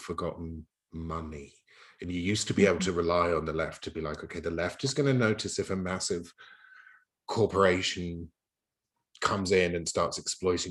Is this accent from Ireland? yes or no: no; United Kingdom; I'm from Turf Island, Great Britain